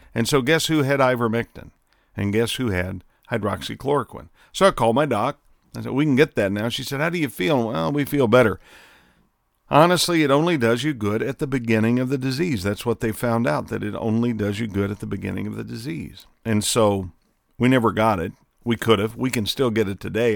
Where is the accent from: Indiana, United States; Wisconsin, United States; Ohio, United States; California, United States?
Indiana, United States; Southern; growing up in Southern Indiana